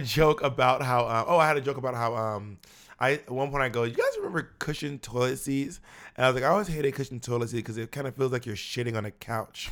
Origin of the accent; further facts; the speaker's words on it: Atlanta, Georgia, United States; also born or lived in Columbus; now in New York City, United States; I was born in Columbus, but I was raised in Atlanta